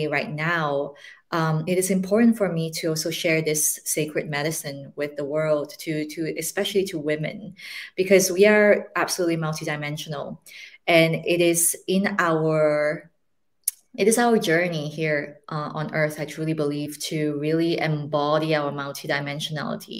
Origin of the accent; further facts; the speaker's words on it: Malaysia; moved away; I speak Mandarin and Cantonese along with English and all the other languages that we've been raised in Malaysia. I am originally from Malaysia